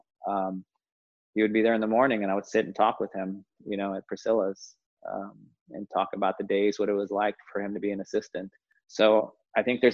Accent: Dallas, Texas, United States; moved away; also born or lived in Los Angeles; I was from Dallas, and Latino

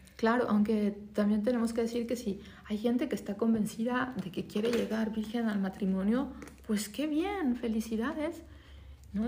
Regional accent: Mexico; yo soy mexicana

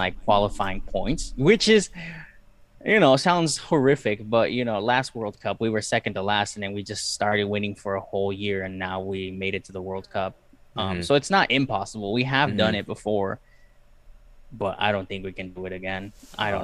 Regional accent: Peru; also born or lived in Ohio; now in United States; I'm Peruvian. I'm from Peru

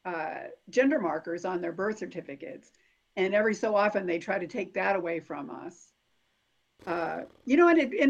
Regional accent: Chicopee, Massachusetts, United States; now in Evansville, United States; I come from Chicopee, Massachusetts

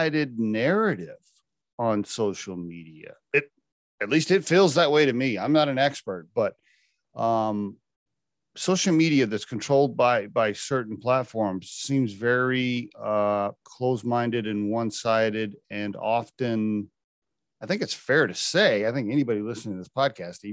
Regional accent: Oklahoma, United States; I grew up in Oklahoma

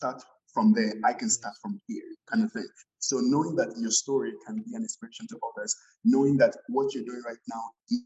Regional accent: Nigeria; moved away as an adult; also born or lived in Edmonton, Canada; I was coming from Nigeria

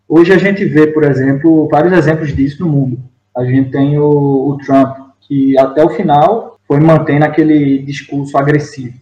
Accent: Northeast Region, Brazil; accent: nordestino; moved away as an adult; also born or lived in São Paulo; now in Portugal

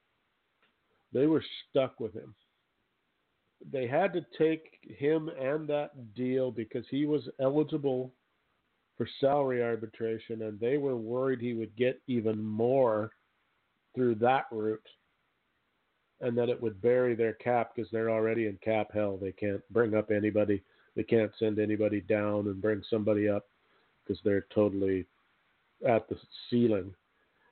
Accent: Canada; I'm just a poor farm boy from Canada

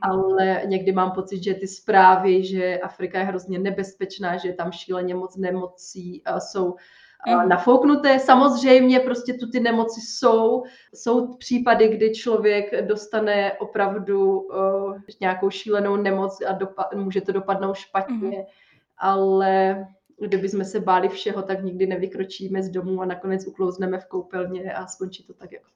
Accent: Czechia; moved away as an adult; also born or lived in Uganda / Sweden; můj první jako výlet, kdy jsem odjela z Česka

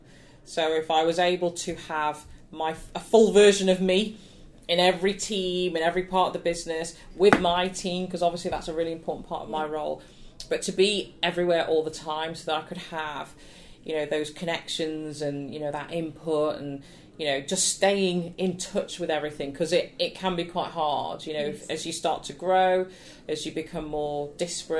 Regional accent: Nottingham, East Midlands, United Kingdom; I grew up in Nottingham, would perform at the Theatre Royal

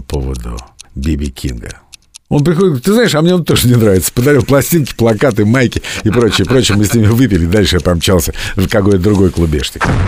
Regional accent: Moscow, Russia; я из самой Москвы

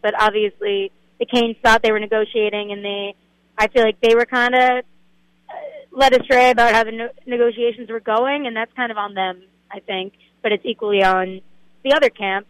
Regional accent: Boston, Massachusetts, United States; moved away; I'm from Boston

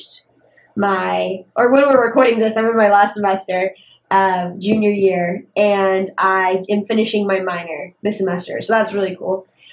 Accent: Charlotte, North Carolina, United States; also born or lived in Raleigh, North Carolina; I am originally from Charlotte, North Carolina.

